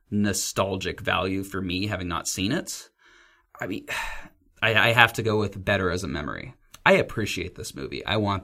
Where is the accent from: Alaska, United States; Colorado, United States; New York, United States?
Alaska, United States; moved away; Oh, I'm from Alaska.